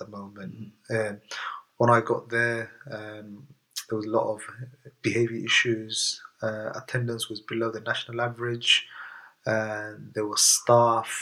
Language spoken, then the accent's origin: English; London, United Kingdom; also born or lived in Middlesbrough / Newham; as a kid, when I first came to the UK, I lived in a place called Middlesbrough, which is in the northeast of England. I moved down to England, or shall I say East London here, in the late 80s. So I've always been in East London. As a kid, I grew up in Redbridge.